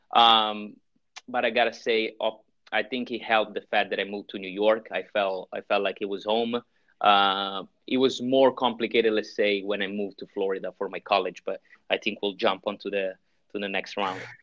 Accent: Milan, Lombardy, Italy; English is a second language; moved away as an adult; now in United States; so I'm from Italy, uh, born and raised in Milano.

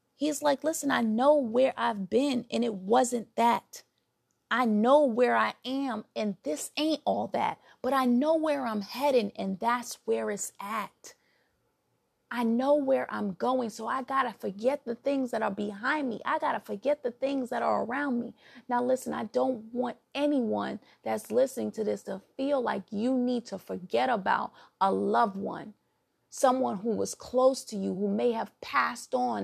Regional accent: New York City, New York, United States; accent: New York; I'm from New York, originally from Brooklyn.

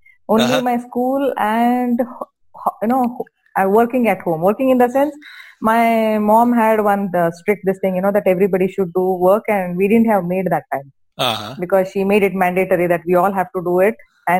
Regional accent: Bagalkot, Karnataka, India; English is a second language; I'm from Bagalkot. You know, I'm sure you all have heard of Bagalkot, a nearby place, a very small place. Now it's a district place, but that time it was a very small town.

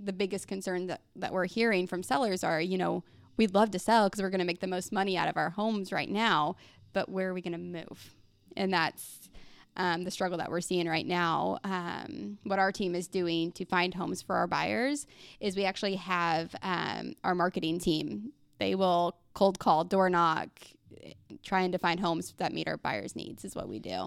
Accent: Mount Vernon, Missouri, United States; now in Republic, United States; I grew up in Mount Vernon

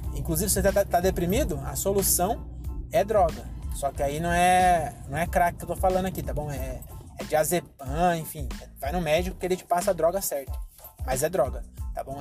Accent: Francisco Morato, São Paulo, Brazil; em Morato, eu sou branco, onde eu nasci

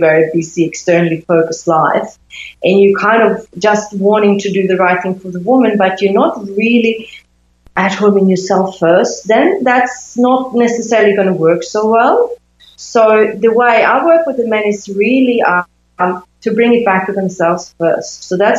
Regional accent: Sweden; So they were normal, I think, in that environment where I grew up in Sweden.

